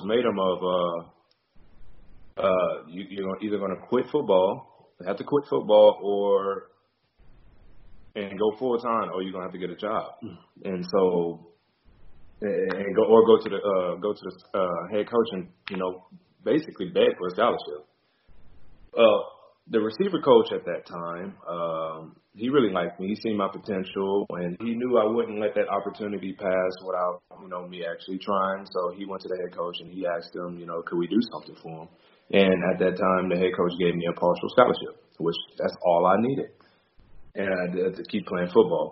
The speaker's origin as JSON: {"language": "English", "town": "Beaumont", "region": "Texas", "country": "United States", "tie": "born or raised there", "said": "my hometown, Beaumont, Texas, which is in southeast Texas."}